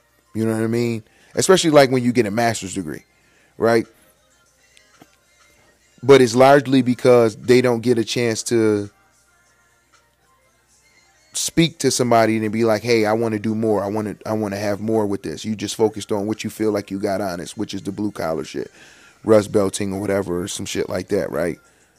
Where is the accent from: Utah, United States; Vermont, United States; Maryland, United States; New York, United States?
New York, United States; Buffalo; And Goose is from Kenmore. I'm from the Lower East Side, right?